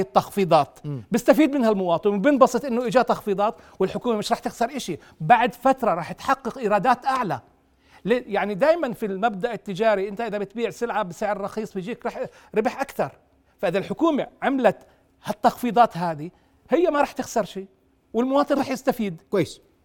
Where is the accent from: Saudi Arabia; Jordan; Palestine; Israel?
Jordan; عندنا بالاردن